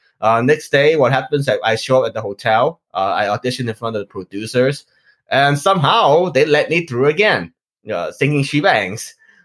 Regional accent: Los Angeles, California, United States; also born or lived in Hong Kong; I grew up in Los Angeles, California. I'm originally born from Hong Kong, so I've been here in the United States for 10 years.

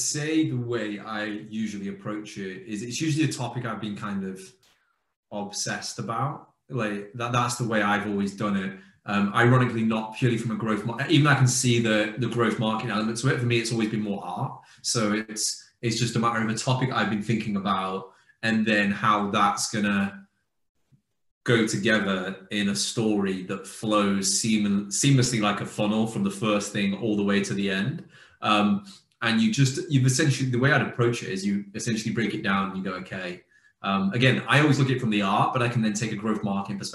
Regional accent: United Kingdom; as a Brit

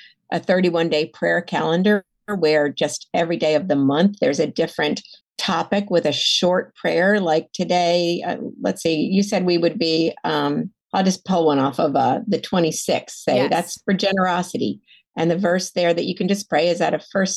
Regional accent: the South, United States; also born or lived in Atlanta; I felt like a fraud as a Southerner

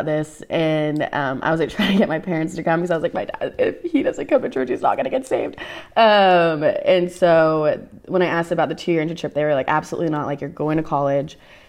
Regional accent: Dallas, Texas, United States; born or raised there; also born or lived in Allen, Texas

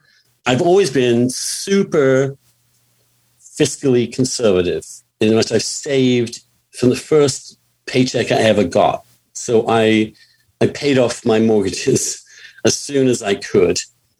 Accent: England, United Kingdom; moved away; when I came from England, no person in my family got to college before.

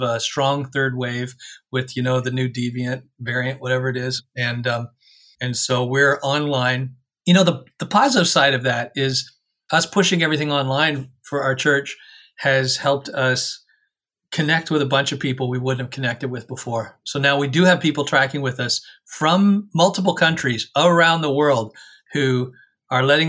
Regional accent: Canada; as a Canadian

